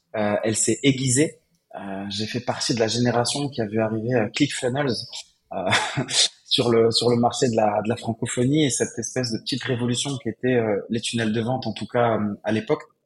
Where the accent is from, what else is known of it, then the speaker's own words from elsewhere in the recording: Morocco; also born or lived in Casablanca; je suis né, j'ai grandi au Maroc.